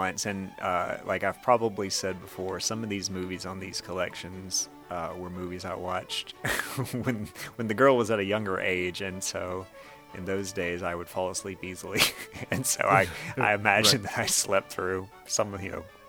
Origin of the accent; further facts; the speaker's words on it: Ireland; Now, I should say, in case people don't know, I am Irish.